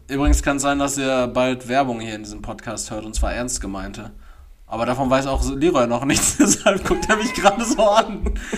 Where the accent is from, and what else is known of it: Dortmund, North Rhine-Westphalia, Germany; born or raised there